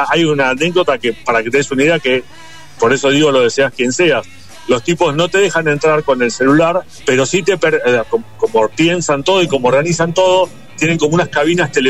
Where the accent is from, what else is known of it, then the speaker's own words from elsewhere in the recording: Bariloche, Río Negro, Argentina; Y yo soy de Bariloche